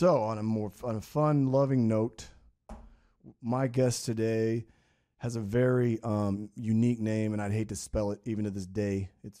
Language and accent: English; Midwest, United States; Yeah, I'm from the Midwest.